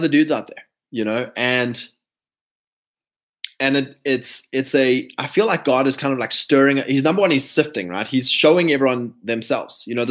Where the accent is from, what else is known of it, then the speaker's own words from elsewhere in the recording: South Africa; I'm not South African